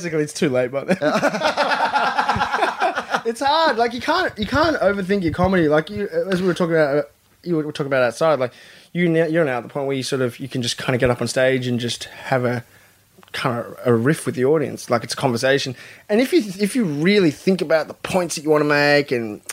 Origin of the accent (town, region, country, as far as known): Australia